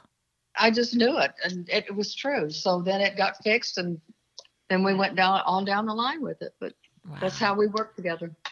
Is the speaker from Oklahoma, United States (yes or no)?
yes; Oklahoma, United States; moved away; also born or lived in Seattle / Dallas; I'm from Oklahoma originally